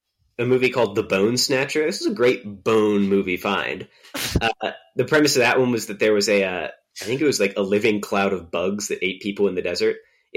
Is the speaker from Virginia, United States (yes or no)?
yes; Virginia, United States; people I grew up with in Virginia